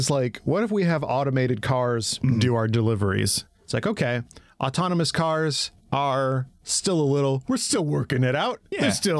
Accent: Michigan, United States; I'm from Michigan

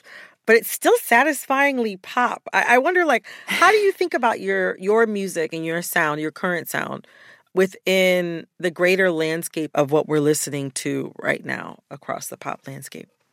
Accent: United States; As an American

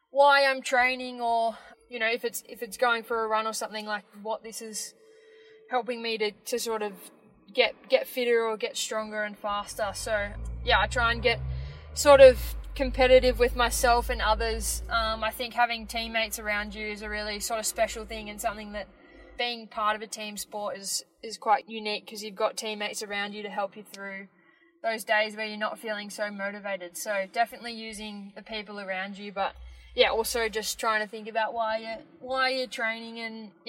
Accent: Melbourne, Victoria, Australia; I am eight years old and I am from Melbourne.

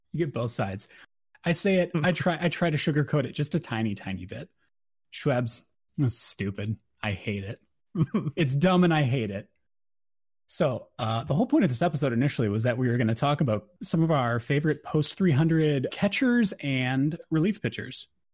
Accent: Wisconsin, United States; since I'm from Wisconsin

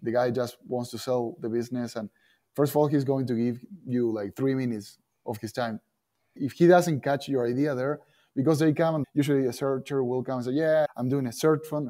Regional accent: Argentina; English is a second language; moved away as an adult; now in United States; I come from Argentina. We play soccer. We speak another language.

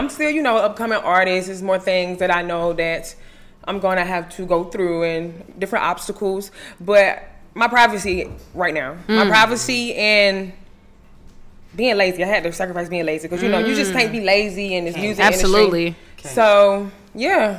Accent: Milledgeville, Georgia, United States; I'm from Milledgeville, Georgia. That's a small town in the middle part of Georgia. Love being from Milledgeville. Small town.

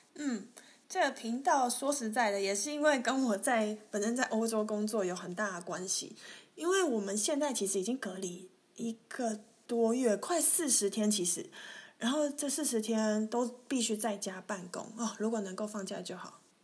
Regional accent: Taiwan; moved away as an adult; now in Germany; 我本身是在台湾出生

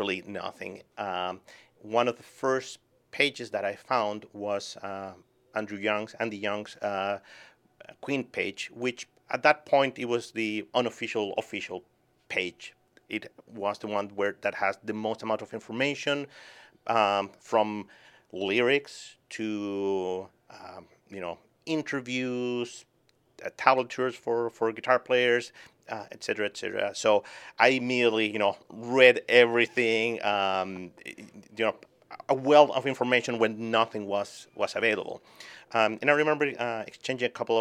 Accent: Chile; moved away as an adult; also born or lived in Boston, United States; now in New Hampshire, United States; I was born and raised in Chile.

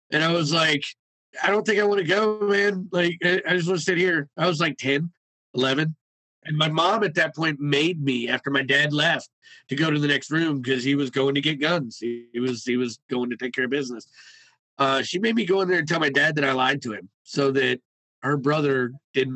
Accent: Cleveland, Ohio, United States; I grew up and I was born and raised in Cleveland, Ohio in 1983.

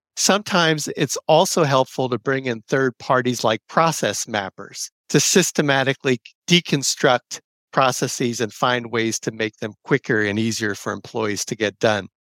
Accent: New Jersey, United States; moved away; I'm originally from New Jersey. I grew up riding the, uh, old Conrail system that preceded New Jersey Transit

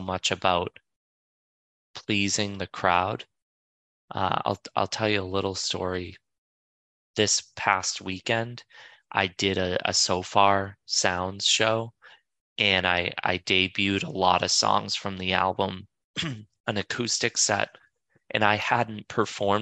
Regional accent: Boston, Massachusetts, United States; moved away as an adult; also born or lived in New York; I moved back from New York. I moved back to Boston to be closer to my family

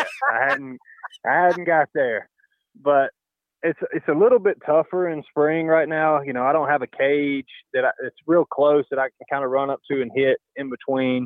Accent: the South, United States; moved away; growing up in the South, and that's our version of fun.

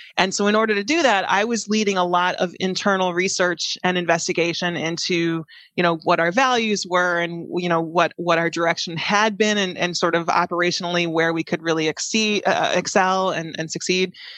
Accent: Chicago, Illinois, United States; moved away as an adult; also born or lived in San Jose; I grew up in the Chicagoland area

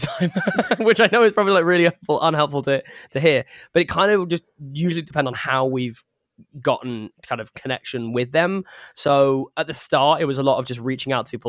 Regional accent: England, United Kingdom; as an Englishman

